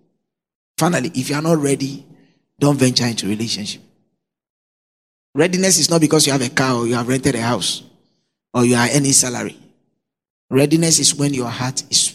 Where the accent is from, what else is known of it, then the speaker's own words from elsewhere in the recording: Nungua, Greater Accra, Ghana; also born or lived in Cantonments, Accra; In Nungwa, where I grew up from